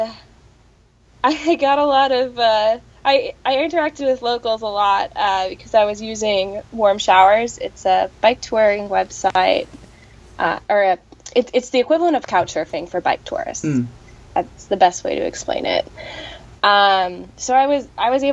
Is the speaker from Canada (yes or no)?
no; United States; as an American